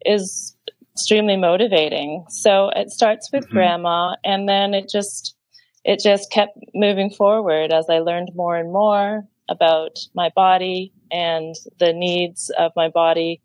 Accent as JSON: {"language": "English", "region": "Lake Ontario", "country": "Canada", "moved": "yes", "lives_now": "Hong Kong", "said": "I'm from Lake Ontario"}